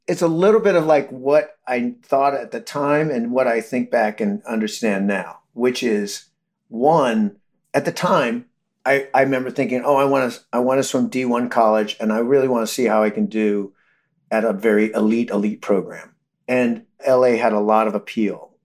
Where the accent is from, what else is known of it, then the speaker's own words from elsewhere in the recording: Modesto, California, United States; we grew up in Modesto